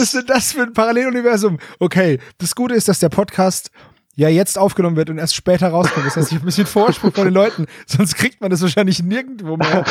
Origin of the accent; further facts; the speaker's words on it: Franconia, Bavaria, Germany; ein Fellow Franconian